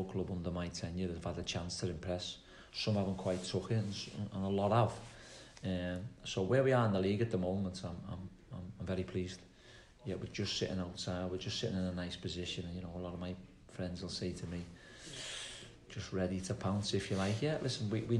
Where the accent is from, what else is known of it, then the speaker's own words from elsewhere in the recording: Liverpool, North West England, United Kingdom; accent: Scouse; moved away as an adult; now in Plymouth, United Kingdom; I'm not Cornish or the other side, so I'm Scouse